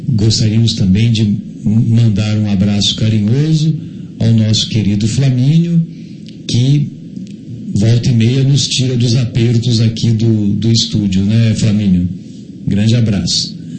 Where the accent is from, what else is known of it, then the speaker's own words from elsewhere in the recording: São José do Rio Pardo, São Paulo, Brazil; lá na minha cidade, São José do Rio Pardo